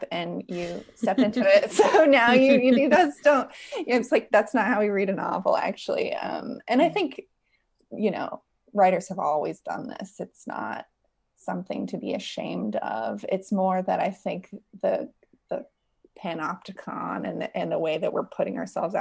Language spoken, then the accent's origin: English; West Virginia, United States; I grew up in West Virginia